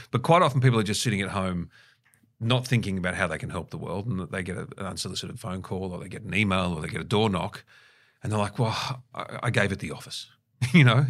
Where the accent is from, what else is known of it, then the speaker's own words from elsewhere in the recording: Australia; growing up in Australia in the, in the early eighties